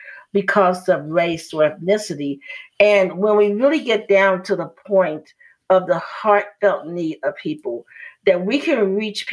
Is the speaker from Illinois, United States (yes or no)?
yes; Chicago, Illinois, United States; as I grew up in Chicago